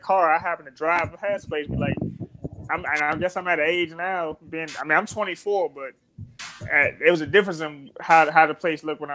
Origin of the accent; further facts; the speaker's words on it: Forestville, Maryland, United States; I'm from Fordsville, Maryland. You know, I'm from the product of the DMV